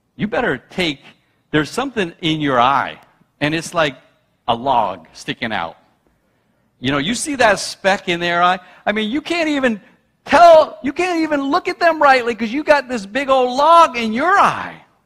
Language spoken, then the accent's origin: English; New York, United States; now in New England, United States; I'm a New Yorker